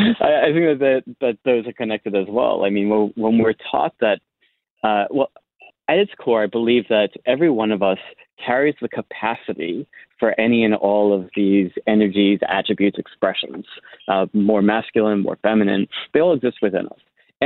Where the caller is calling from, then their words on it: San Diego, California, United States; I live in the San Diego region, but I'm actually in the midst of relocating to Bali for the rest of the year.